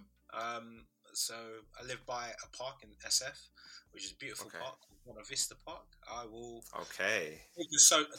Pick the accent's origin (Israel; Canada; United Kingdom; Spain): United Kingdom; London; I was born in London.